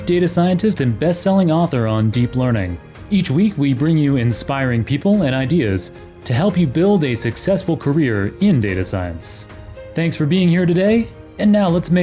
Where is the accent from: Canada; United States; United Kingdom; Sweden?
Canada; I grew up in Canada